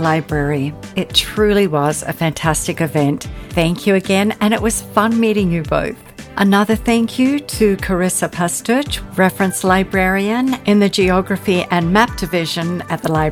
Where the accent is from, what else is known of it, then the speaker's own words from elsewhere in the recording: Tasmania, Australia; we are in my home state of Tasmania, Australia.